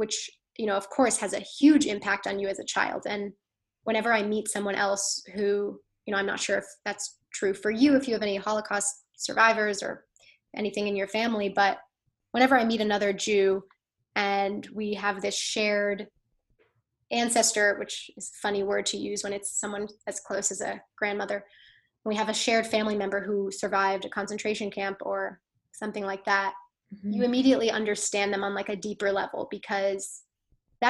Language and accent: English; Connecticut, United States; moved away as an adult; now in New York City, United States; my town, I'm from Connecticut, the town where I grew up